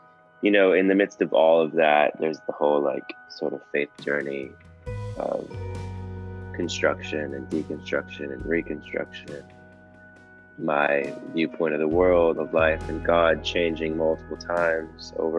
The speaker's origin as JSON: {"language": "English", "town": "New London", "region": "Minnesota", "country": "United States", "tie": "born or raised there", "also_born_or_lived": "Arkansas", "moved": "as an adult", "said": "I grew up in Minnesota, in a small town of 1,000 people called New London."}